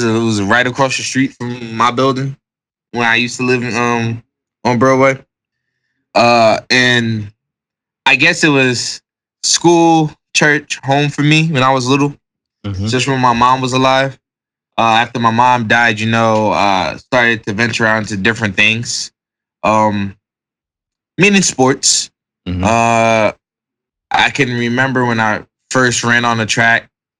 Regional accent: Jamaica; All right, so being in Jamaican, all right. You know, my household was strict.

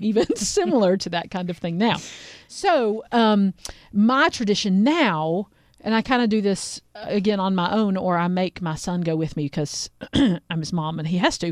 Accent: Asheville, North Carolina, United States; I grew up in Asheville

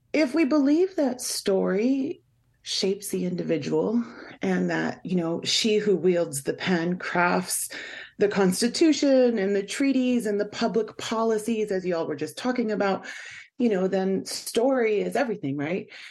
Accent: Swinomish and Tulalip tribes, Washington, United States; I'm from the Swinomish and Tulalip tribes

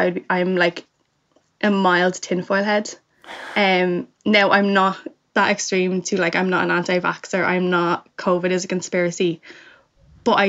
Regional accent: Ireland; I'm from Ireland and I didn't live over there

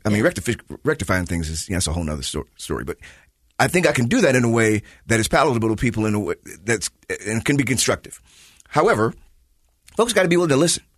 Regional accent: Chicago, Illinois, United States; moved away; I am from Chicago

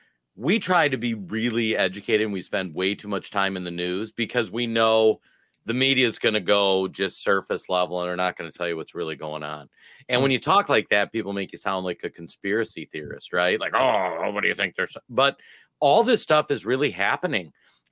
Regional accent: Minnesota, United States; I'm from Minnesota.

